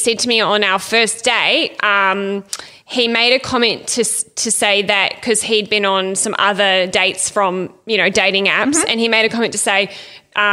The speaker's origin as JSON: {"language": "English", "country": "Ireland", "said": "I'm Irish and white as fuck."}